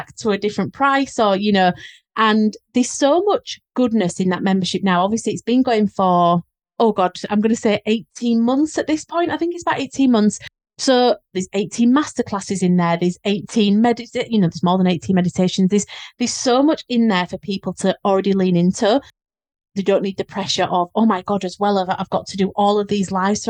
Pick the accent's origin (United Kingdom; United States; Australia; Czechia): United Kingdom; Leeds, Yorkshire and the Humber; accent: Leeds; how strong my Leeds accent was